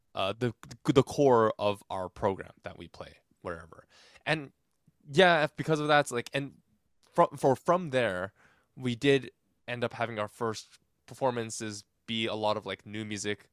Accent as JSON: {"language": "English", "town": "Irvine", "region": "California", "country": "United States", "tie": "born or raised there", "also_born_or_lived": "Granada Hills, Los Angeles", "said": "I was born in Granada Hills originally, but I spent most of my formative years in Irvine, California"}